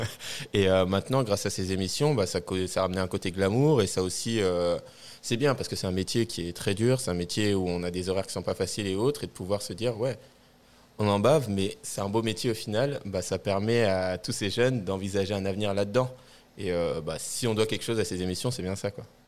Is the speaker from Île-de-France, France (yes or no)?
yes; Tournan-en-Brie, Île-de-France, France; Alors, je viens, euh, de Seine-et-Marne. Là où j'ai grandi. Donc, j'ai grandi, euh, dans une petite ville qui s'appelle, euh, Tournon-en-Brie.